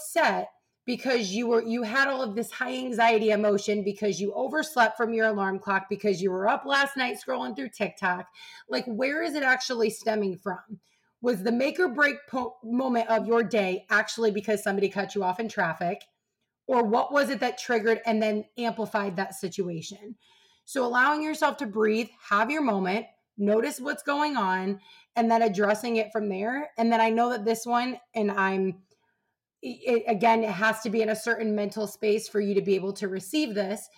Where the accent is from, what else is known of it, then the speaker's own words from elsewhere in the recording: Ohio, United States; I'm from Ohio